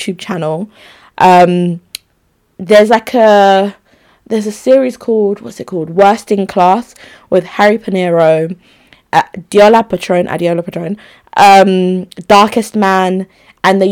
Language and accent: English; Nigeria; I'm Nigerian too